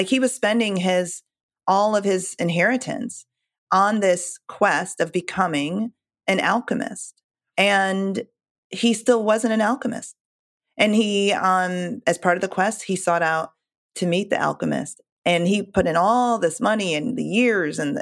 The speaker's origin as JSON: {"language": "English", "country": "Jamaica", "said": "I'm Jamaican"}